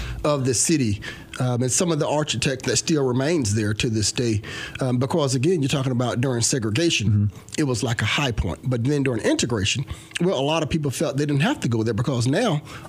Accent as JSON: {"language": "English", "town": "Mound Bayou", "region": "Mississippi", "country": "United States", "tie": "born or raised there", "also_born_or_lived": "Rosedale, Mississippi", "moved": "as an adult", "lives_now": "Clarksville, United States", "said": "But I grew up in the Mississippi Delta, and that's on Highway 61, south of Memphis, about an hour and a half south of Memphis."}